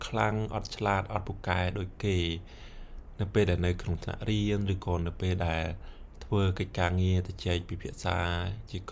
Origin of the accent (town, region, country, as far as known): Cambodia; moved away